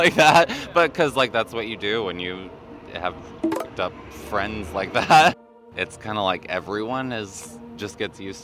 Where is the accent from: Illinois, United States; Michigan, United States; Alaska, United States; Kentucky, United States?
Alaska, United States; Juneau; I'm from Juneau, which is the capital, but it's only like 30,000 people